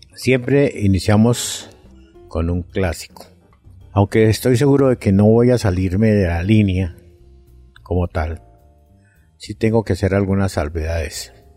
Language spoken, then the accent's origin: Spanish; Colombia; como colombianos